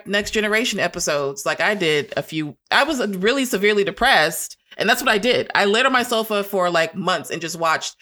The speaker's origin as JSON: {"language": "English", "town": "Long Beach", "region": "California", "country": "United States", "moved": "as an adult", "lives_now": "Arkansas, United States", "said": "I'm from California. I'm from Long Beach, California."}